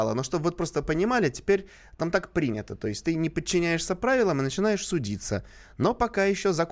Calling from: Tver, Tver Oblast, Russia; Я из Твери.

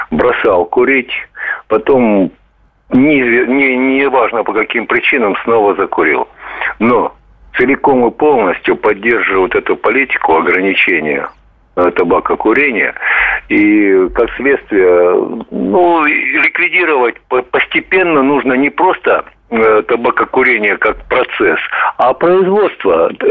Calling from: Sevastopol, Ukraine; Здравствуйте, я из Севастополя.

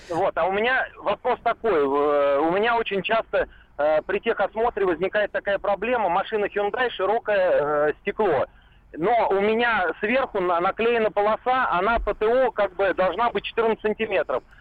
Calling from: Saratov, Saratov Oblast, Russia; Ну, я из Саратова, и я вот, честно говоря, десятками э, отсылаю с видеорегистратора с телефона с видеокамеры.

